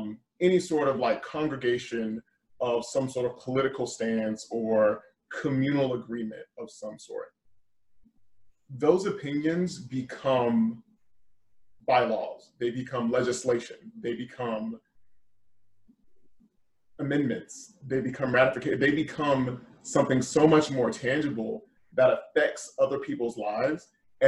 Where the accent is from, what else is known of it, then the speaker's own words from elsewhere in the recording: Georgia, United States; just against the idea that I was actually from Georgia.